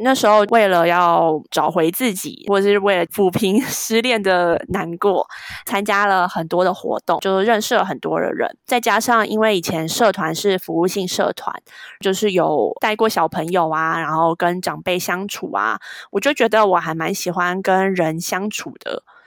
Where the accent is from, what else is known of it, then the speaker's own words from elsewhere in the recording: Taipei, Taiwan; first language Chinese; 我是台北人